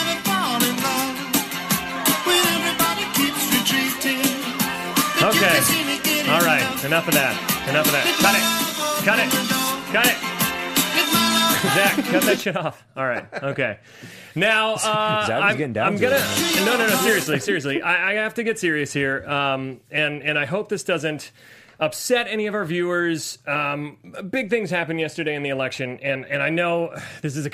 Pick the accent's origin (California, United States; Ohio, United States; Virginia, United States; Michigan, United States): Ohio, United States; I grew up in Ohio.